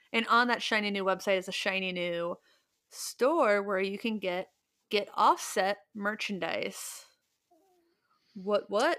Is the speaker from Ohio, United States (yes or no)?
yes; Ohio, United States; We're all from Ohio